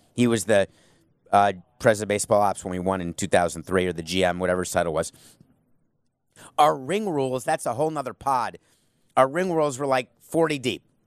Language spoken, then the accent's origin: English; New York, United States; also born or lived in Milwaukee / Miami; now in Fort Lauderdale, United States; I was born in, I was born in Milwaukee, grew up in New York, but I'm from Miami